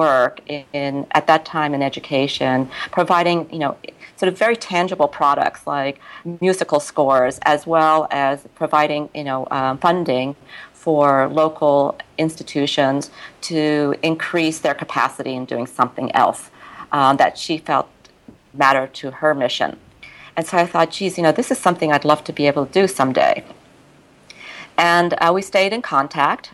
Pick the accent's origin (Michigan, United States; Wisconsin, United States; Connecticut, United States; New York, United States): New York, United States; moved away as an adult; also born or lived in Japan / Tokyo / Hong Kong; I was here, also in New York, my hometown essentially